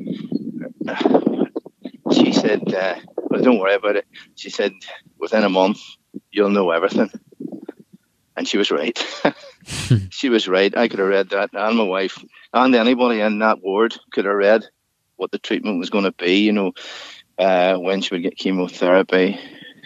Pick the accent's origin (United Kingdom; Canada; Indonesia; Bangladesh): United Kingdom; Larne, Northern Ireland; also born or lived in Ballygally; originally Larne